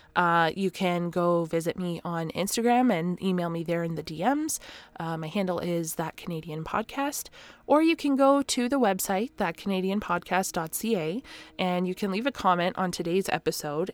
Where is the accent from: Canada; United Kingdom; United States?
Canada; I am that Canadian.